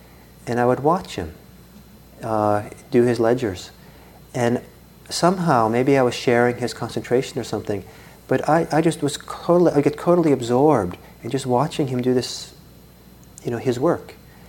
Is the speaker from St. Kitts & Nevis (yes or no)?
no; Italy; I grew up partly in Italy, and when I was about 10 or so, and I used to take the public bus to school and back every day